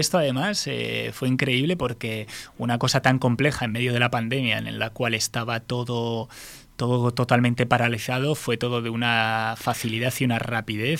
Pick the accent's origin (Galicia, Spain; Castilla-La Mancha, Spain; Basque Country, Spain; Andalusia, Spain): Basque Country, Spain; como buen, buen vasco